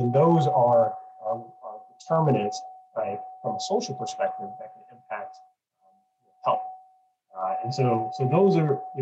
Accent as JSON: {"language": "English", "town": "Detroit", "region": "Michigan", "country": "United States", "tie": "born or raised there", "moved": "yes", "lives_now": "Pasadena, United States", "said": "I was born in Detroit and live in Pasadena"}